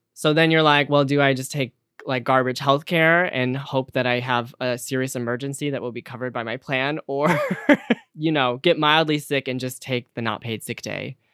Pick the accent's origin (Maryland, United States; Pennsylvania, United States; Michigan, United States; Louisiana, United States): Michigan, United States; Detroit; now in New York City, United States; I am from the Detroit area, and I live in New York City now